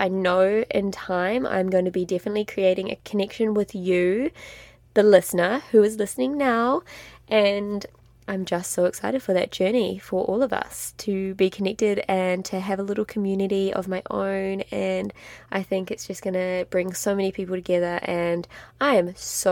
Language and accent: English; New Zealand; moved away as an adult; also born or lived in France; I grew up in an extremely small town in New Zealand. I'm a Kiwi.